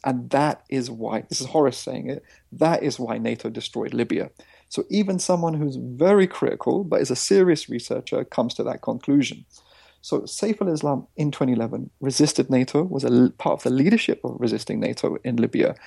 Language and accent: English; India; I come from Indian villages